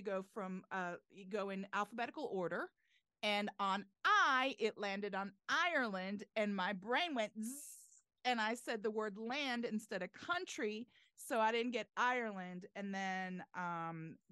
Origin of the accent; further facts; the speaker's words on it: a suburb outside of Tel Aviv, Tel Aviv District, Israel; now in Atlanta, United States; I'm actually from right outside of Tel Aviv, in a suburb outside of Tel Aviv